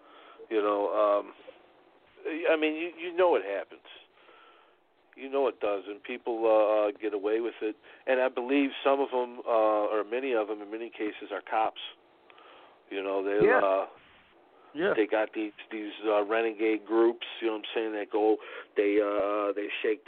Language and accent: English; Chicago, Illinois, United States; You know, I'm from Chicago, but I moved down to the southern part of the state.